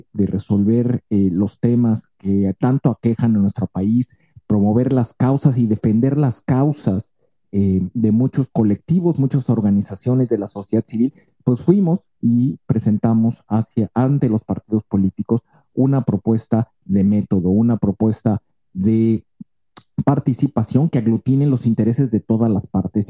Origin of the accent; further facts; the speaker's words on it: Mexico; Somos mexicanos